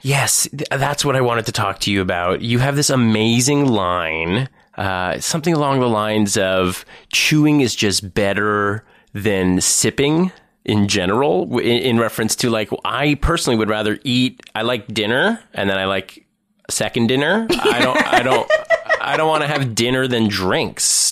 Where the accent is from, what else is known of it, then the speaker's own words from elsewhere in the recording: Thornhill, Ontario, Canada; I'm a Jew from Thornhill.